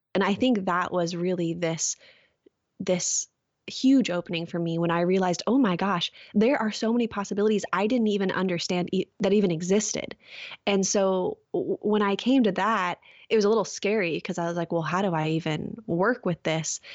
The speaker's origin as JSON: {"language": "English", "area": "Orange County", "region": "California", "country": "United States", "tie": "born or raised there", "moved": "yes", "said": "I grew up in Orange County, California"}